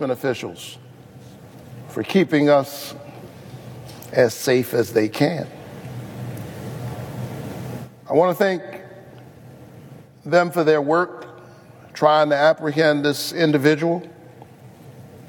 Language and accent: English; Georgia, United States; my home state